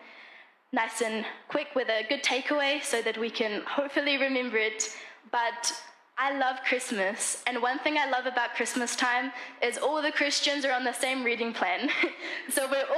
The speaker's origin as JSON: {"language": "English", "country": "New Zealand", "also_born_or_lived": "Namibia", "moved": "as an adult", "said": "I am from New Zealand"}